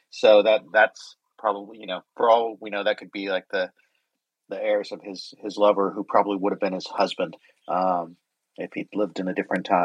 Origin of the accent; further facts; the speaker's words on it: United States; I'm American